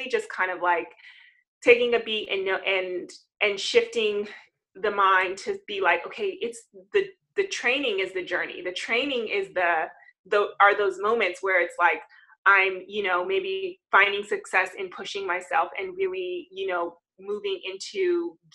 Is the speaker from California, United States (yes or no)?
yes; Southern California, United States; I am from California. I'm a Southern California girl, born and raised